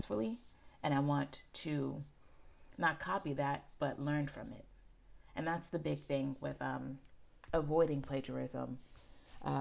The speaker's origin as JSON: {"language": "English", "town": "Pittsburgh", "region": "Pennsylvania", "country": "United States", "tie": "born or raised there", "said": "I grew up in Garfield, which is a neighborhood in Pittsburgh on the East End"}